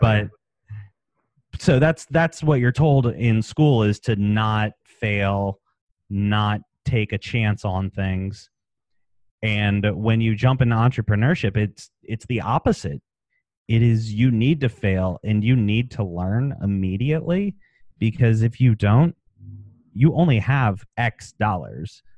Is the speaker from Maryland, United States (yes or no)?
yes; Maryland, United States; moved away; also born or lived in West Palm Beach, Florida; I'm from Maryland originally